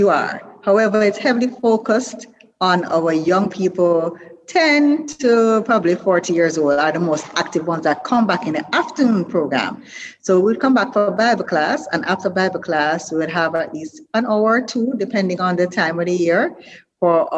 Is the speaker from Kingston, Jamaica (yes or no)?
no; Brown's Town, Saint Ann, Jamaica; I'm born in Watttown, Jamaica, little district, but I grew up in Bambo, St. Anne, and Brownstown, St. Anne